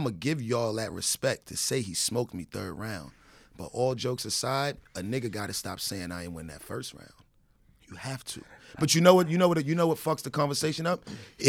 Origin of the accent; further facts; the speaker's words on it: New York City, New York, United States; I don't have a problem. I'm from Harlem.